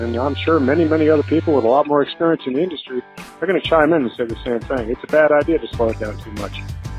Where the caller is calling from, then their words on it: Maine, United States; I'm calling from Maine. 11-year over-the-road driver.